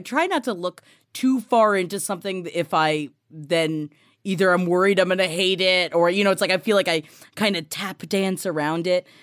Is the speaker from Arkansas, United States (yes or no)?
no; New York City, New York, United States; being a family from Queens